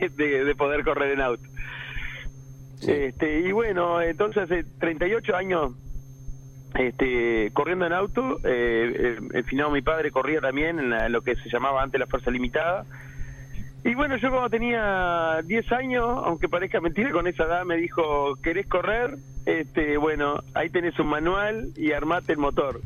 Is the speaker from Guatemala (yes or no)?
no; Pando, Canelones, Uruguay; Yo soy de la ciudad de Pando, un poquitito más para afuera